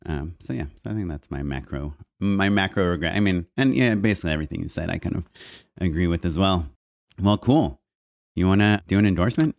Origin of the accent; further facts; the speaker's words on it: Orange County, California, United States; I grew up in Orange County